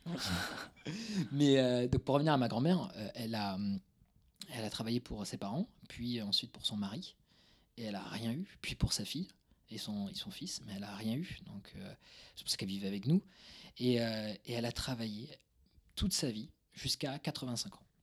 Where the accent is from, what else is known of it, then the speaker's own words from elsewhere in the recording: Toulouse, Occitania, France; c'est euh, banlieue toulousaine. je suis toulousain d'origine